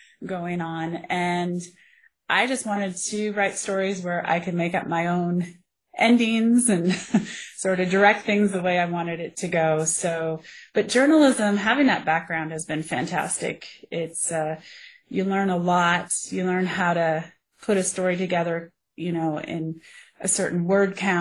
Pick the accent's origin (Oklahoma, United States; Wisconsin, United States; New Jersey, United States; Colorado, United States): Colorado, United States; I grew up here in Colorado. I'm a Colorado native